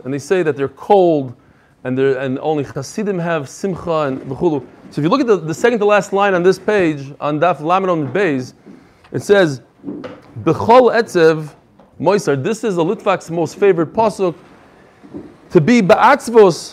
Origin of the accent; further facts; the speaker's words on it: New York City, New York, United States; Far Rockaway. I grew up in Far Rockaway